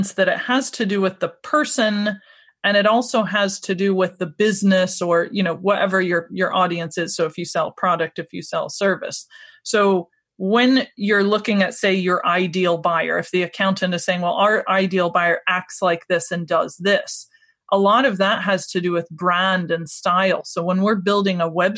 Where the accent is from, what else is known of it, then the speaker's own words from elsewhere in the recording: United States; now in Scotland, United Kingdom; I'm originally from America, but I've lived in Scotland for 17 years now